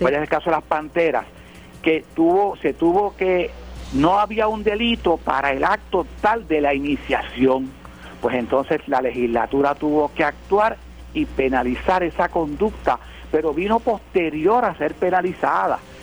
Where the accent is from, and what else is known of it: Puerto Rico